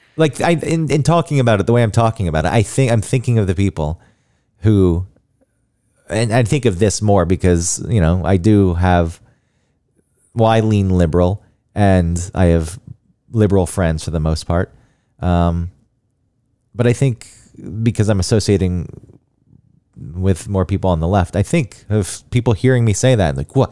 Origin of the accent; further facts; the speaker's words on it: Georgia, United States; moved away; growing up in Georgia